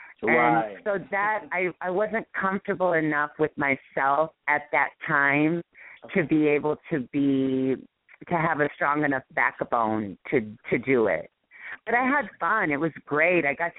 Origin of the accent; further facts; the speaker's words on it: Hawaii, United States; obviously Gil, her choreographer, knew us because we're all from Hawaii, and I knew a lot of people from Hawaii